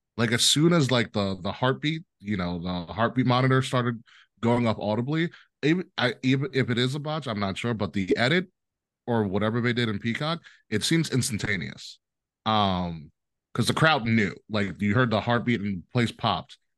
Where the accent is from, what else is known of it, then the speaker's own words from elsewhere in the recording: Long Island, New York, United States; I'm from New York, born and raised, uh, on Long Island